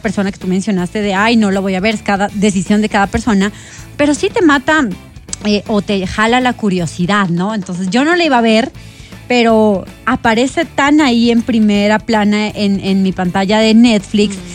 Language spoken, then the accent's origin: Spanish; Colombia; como colombianos